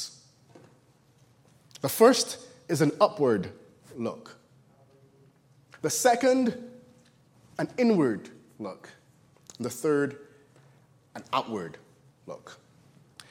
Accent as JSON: {"language": "English", "country": "Barbados", "tie": "born or raised there", "moved": "yes", "said": "I was born in Barbados, the last of 10 kids, and really enjoyed living there"}